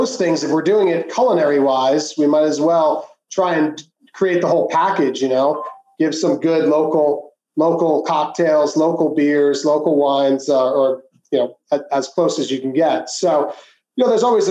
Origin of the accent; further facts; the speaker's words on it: Long Island, New York, United States; moved away as an adult; also born or lived in New Orleans; now in California, United States; I grew up in Long Island, New York